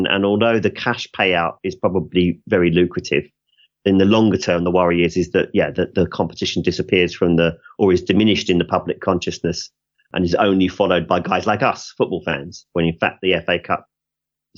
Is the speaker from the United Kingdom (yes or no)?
yes; England, United Kingdom; we're English